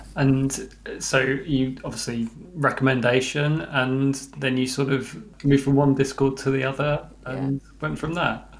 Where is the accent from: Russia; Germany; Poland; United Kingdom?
United Kingdom; rural England; I grew up in the countryside and yearned for the city, um, having been bored over many, many, many, many summers in the in the in the rural um, forests of England.